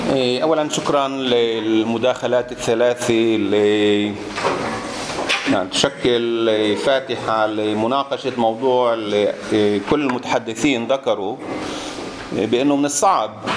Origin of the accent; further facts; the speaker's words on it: Palestine; احنا كفلسطينيين